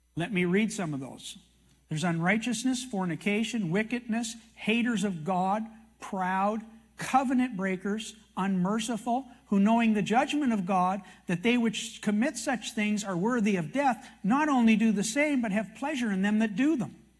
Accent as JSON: {"language": "English", "country": "Canada", "said": "I'm a Canadian"}